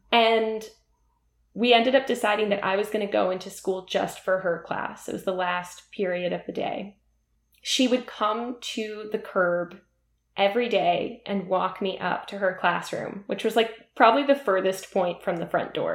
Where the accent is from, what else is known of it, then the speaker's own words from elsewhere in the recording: Middletown, New Jersey, United States; I grew up in New Jersey in a suburb where a lot of our parents worked in New York City